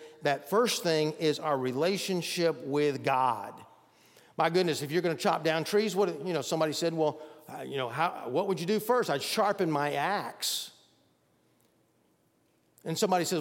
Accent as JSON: {"language": "English", "town": "Bogart", "region": "Georgia", "country": "United States", "tie": "born or raised there", "said": "I remember growing up near Athens, Georgia, in a little town called Bogart. I went to Bogart Elementary in my early days."}